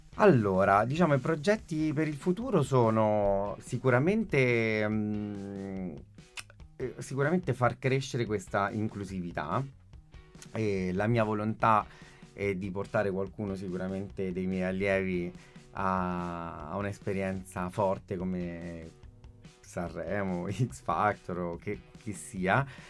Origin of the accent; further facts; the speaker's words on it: London, United Kingdom; moved away; also born or lived in Catanzaro Lido, Italy; io sono nato a Londra nell'ottantuno